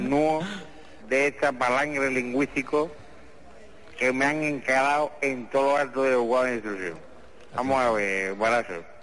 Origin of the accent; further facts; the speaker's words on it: Lucena, Andalusia, Spain; allí estábamos unos pocos de mi pueblo de Lucena, allí en Lucena, que yo no sé si usted ha estado alguna vez en Lucena, porque yo soy … de Lucena.